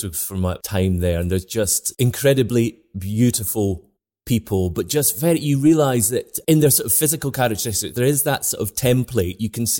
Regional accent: Scotland, United Kingdom; I'm Scottish, I identify as being a Scottish person before being British.

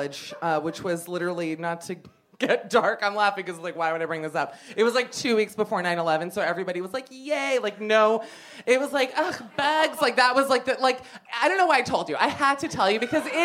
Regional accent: Miami, Florida, United States; moved away; growing up in Miami

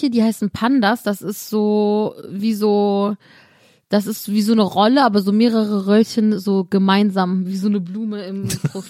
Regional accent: Cologne, North Rhine-Westphalia, Germany; Also ich komme ja aus Köln

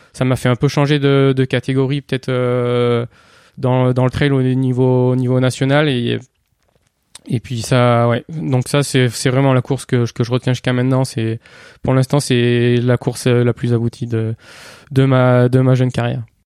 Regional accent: Cantal, Auvergne-Rhône-Alpes, France; j'ai grandi dans le Cantal

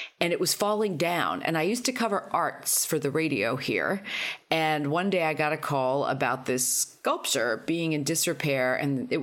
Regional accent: New York, United States; I grew up in New York in the 70s

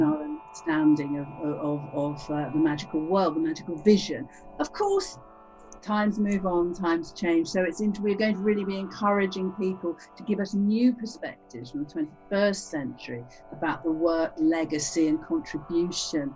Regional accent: Cheltenham, South West England, United Kingdom; I grew up in Cheltenham, and we have fabulous secondhand bookshops

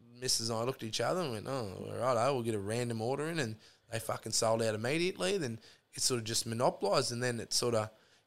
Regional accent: Charleville, Queensland, Australia; moved away; also born or lived in Rockhampton, Queensland; growing up in Charleville and then going to school in Rocky and then getting the job in the mines

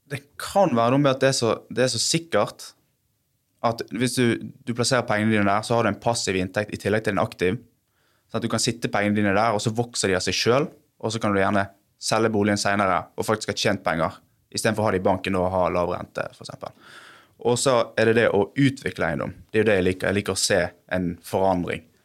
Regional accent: Bergen, Vestland, Norway; Jeg er fra Sandviken i Bergen

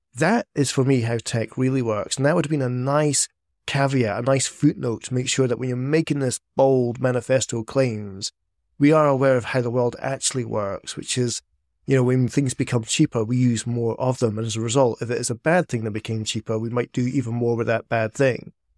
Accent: Scotland, United Kingdom; I'm Scottish

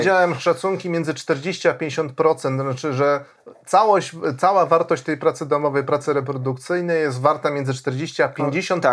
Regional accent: Poland

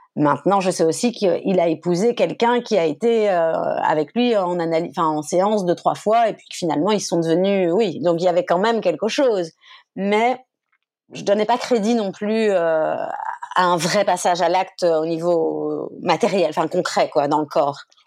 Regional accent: France; moved away as an adult; also born or lived in Brussels, Belgium; j'ai quitté la France

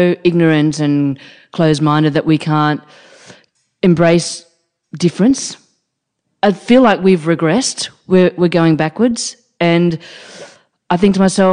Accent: Australia; I am Australian

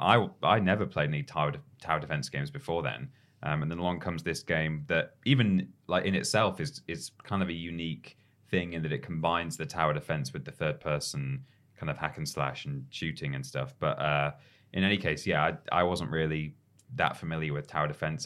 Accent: England, United Kingdom; as a an English person

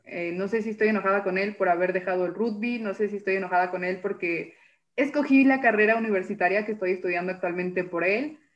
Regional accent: Mexico City, Mexico; moved away as an adult; now in Jalisco, Mexico; Yo soy de la Ciudad de México

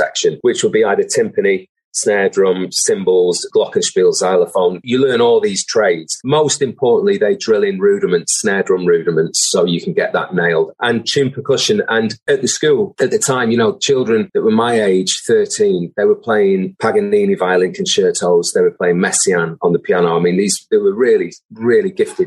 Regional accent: Manchester, North West England, United Kingdom; I was from Burnage, you know, in South Manchester

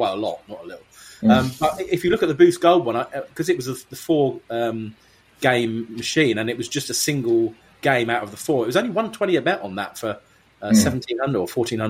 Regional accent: United Kingdom; in Vegas being a Brit

